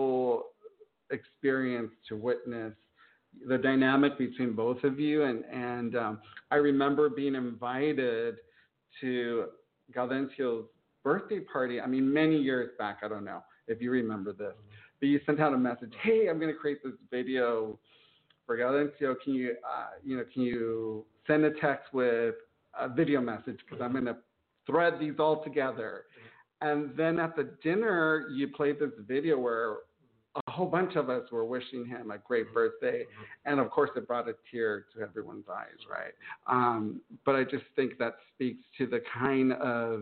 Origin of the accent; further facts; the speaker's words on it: San Gabriel Valley, California, United States; growing up in the San Gabriel Valley